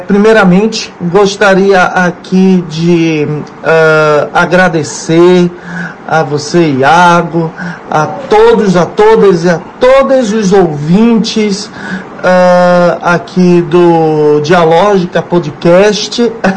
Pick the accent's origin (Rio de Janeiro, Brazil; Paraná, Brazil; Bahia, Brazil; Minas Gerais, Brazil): Bahia, Brazil; also born or lived in São Paulo state / London; now in Salvador, Brazil; eu sou baiano, de nascença, nasci aqui na, na Bahia, mas morei por 20 anos né, no estado de São Paulo